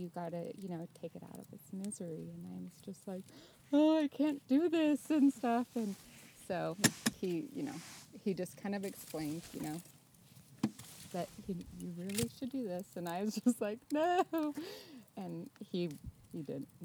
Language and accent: English; McKenzie River area, Oregon, United States; I grew up on the Mackenzie River area